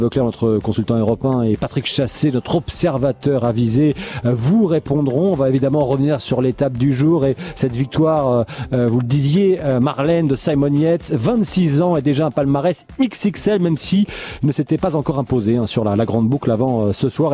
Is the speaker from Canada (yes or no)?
no; France; on est français un peu chauvin